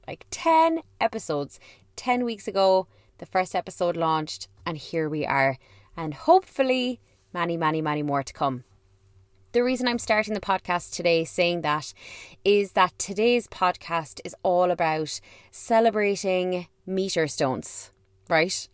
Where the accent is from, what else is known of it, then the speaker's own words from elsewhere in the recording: Ireland; I am an Irish person